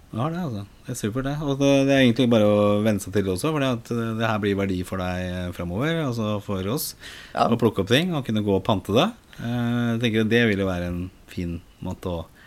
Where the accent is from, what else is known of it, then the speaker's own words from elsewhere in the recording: Oslo, Norway; er jo født og oppvokst i Oslo